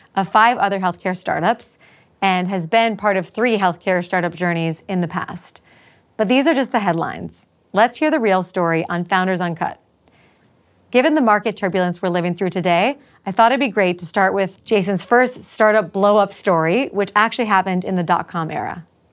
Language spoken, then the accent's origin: English; United States; I'm American and worked for Israelis for a period of time